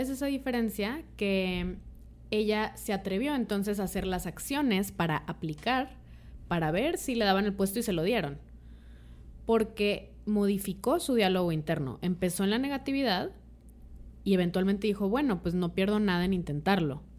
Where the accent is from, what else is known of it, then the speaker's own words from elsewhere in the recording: Mexico; como mexicanas, mexicanos